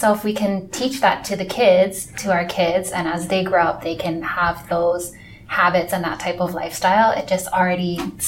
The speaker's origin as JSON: {"language": "English", "region": "Hawaii", "country": "United States", "tie": "born or raised there", "said": "growing up in Hawaii"}